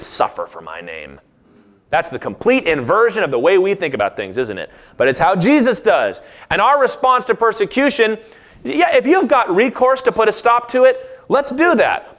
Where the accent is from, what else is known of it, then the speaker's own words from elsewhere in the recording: United States; as an American, like, this is my home